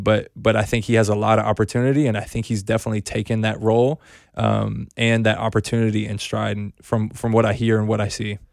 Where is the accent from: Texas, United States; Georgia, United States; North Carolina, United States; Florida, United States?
North Carolina, United States; I grew up in North Carolina, so I grew up a Wake Forest fan